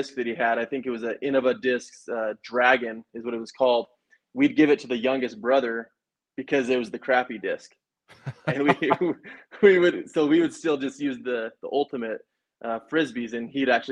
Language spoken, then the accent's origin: English; Rigby, Idaho, United States; grew up in Rigby